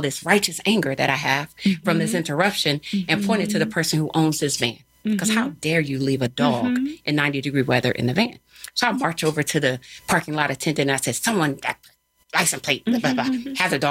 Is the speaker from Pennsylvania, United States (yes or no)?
yes; Philadelphia, Pennsylvania, United States; I'm not from here. I didn't just come from down the block. I'm here from Philly